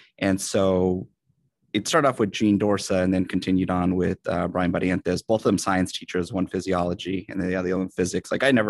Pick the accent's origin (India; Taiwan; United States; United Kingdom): United States; San Jose, California; I am a Latino educator here in the Bay Area, San Jose specifically. Actually, I'm a Bay Area native, born and raised, youngest of 8 kids.